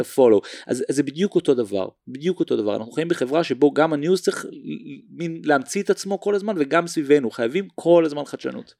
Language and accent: Hebrew; Tel Aviv, Tel Aviv District, Israel; born or raised there